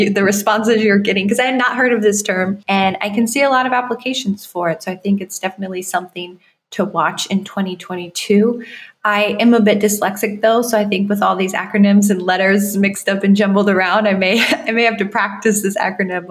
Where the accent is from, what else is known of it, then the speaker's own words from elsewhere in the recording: Iowa, United States; moved away; I grew up in Iowa